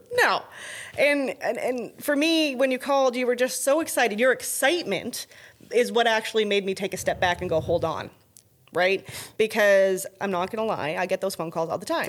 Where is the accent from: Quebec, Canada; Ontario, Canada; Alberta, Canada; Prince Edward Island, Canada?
Alberta, Canada; now in Texas, United States; I'm from Alberta